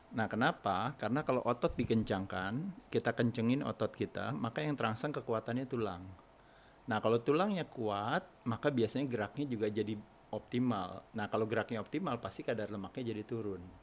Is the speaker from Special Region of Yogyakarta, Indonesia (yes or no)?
no; Jakarta, Indonesia; moved away as an adult; also born or lived in Bali / Dalung; now in Bandung, Indonesia; saya lahir di Jakarta. Lahir di Jakarta? Di Jakarta sampai tua, setelah tua tinggal di Bandung